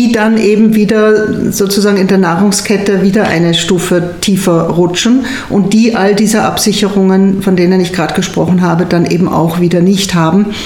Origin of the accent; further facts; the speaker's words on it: Austria; Und das ist natürlich für kenianische Verhältnisse, es wäre auch bei uns in Österreich ein super tolles Gehalt, zweieinhalbtausend Euro.